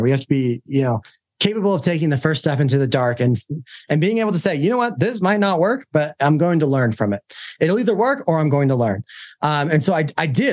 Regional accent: Utah, United States; I'm from Utah

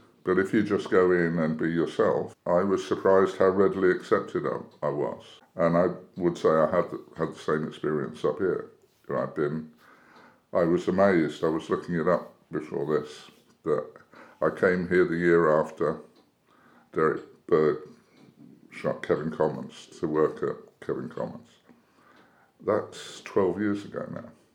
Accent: Weybridge, South East England, United Kingdom; moved away as an adult; also born or lived in Barton-on-Sea, Hampshire / South London; now in Petworth, United Kingdom; I was born in Hampshire, on the coast, a place called Barton-on-Sea. We lived in South London for a while, but most of my life we lived in Weybridge in Surrey, which is a commuter town. I lived there 50 years.

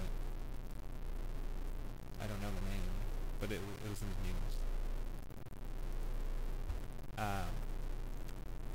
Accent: Irvine, California, United States; growing up in Orange County

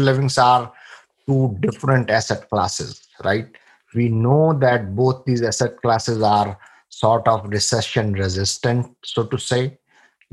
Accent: India; moved away as an adult; now in United States; I come from India. I came here in 1998 in January with $150 in my pocket

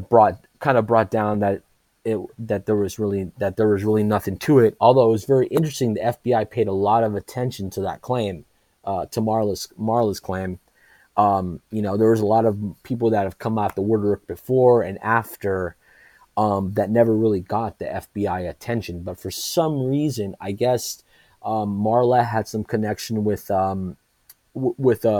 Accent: Los Angeles, California, United States; also born or lived in Lake Elsinore, California; I grew up in the San Fernando Valley, a suburb of LA, pretty much all my life

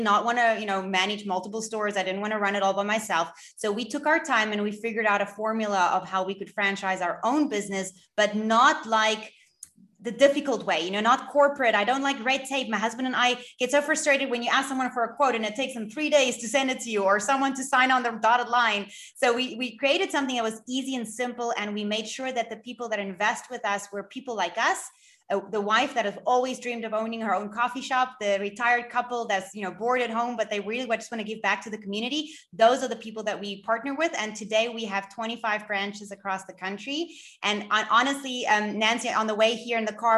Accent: Cape Town, Western Cape, South Africa; I am from Cape Town in South Africa

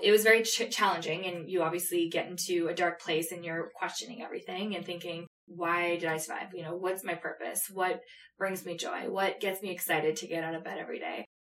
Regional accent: Canada; We're from Canada

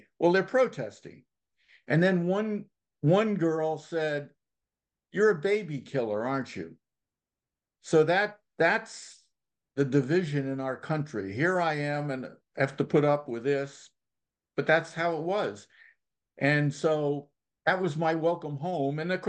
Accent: United States; also born or lived in New York; I'm from Connecticut, New York

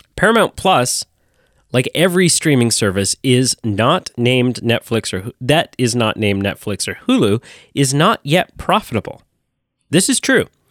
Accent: Canada; as a Canadian

